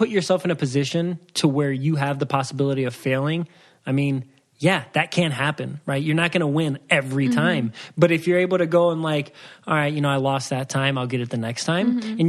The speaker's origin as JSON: {"language": "English", "town": "Waukegan", "region": "Illinois", "country": "United States", "tie": "born there", "said": "So I was born in Waukegan, Illinois, but my dad was in the Navy, so we moved around a lot. I've never been to Waukegan ever since"}